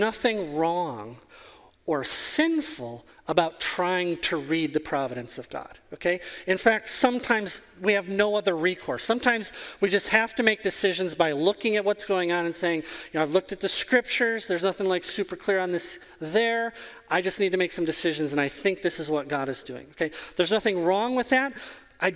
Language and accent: English; Wisconsin, United States; I am from Wisconsin. It is 40 below here half of the year.